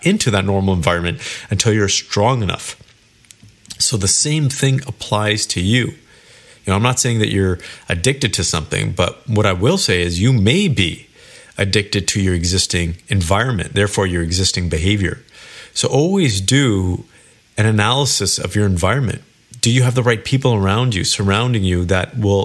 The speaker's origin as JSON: {"language": "English", "town": "Kelowna", "region": "British Columbia", "country": "Canada", "tie": "born or raised there", "moved": "as an adult", "lives_now": "Toronto, Canada", "said": "I lived in Kelowna, BC, which is where I was born and raised."}